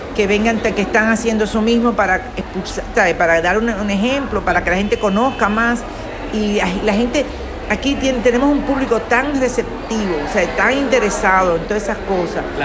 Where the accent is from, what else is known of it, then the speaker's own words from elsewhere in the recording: Dominican Republic; now in Miami Beach, United States; soy dominicana, aunque vivo en Miami Beach, en, en Estados Unidos